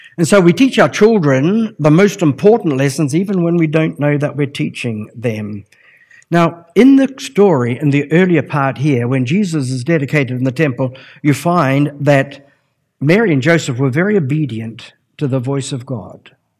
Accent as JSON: {"language": "English", "town": "Palmerston North", "region": "Manawatū-Whanganui", "country": "New Zealand", "tie": "born or raised there", "said": "I was brought up in the Lynn District Gospel Hall"}